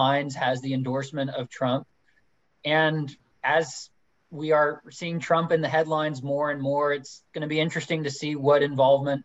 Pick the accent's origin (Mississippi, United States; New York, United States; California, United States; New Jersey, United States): California, United States; moved away; I came from California originally